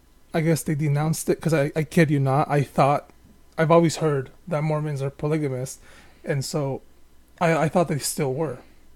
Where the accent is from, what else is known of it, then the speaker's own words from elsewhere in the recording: Baja California, Mexico; Yeah, I'm from Baja California.